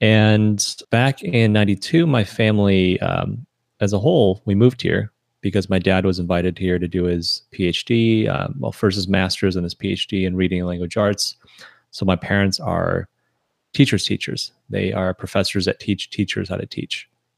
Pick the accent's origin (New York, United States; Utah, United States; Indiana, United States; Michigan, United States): Michigan, United States; because when people ask, "Oh, where you're from?" the simplest answer would be Detroit. But you know, we're 25 miles from Detroit. We're not from Detroit.